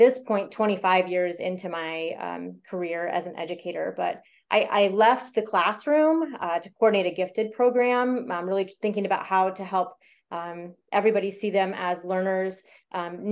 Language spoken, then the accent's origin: English; Iowa, United States; I was born and raised here in Iowa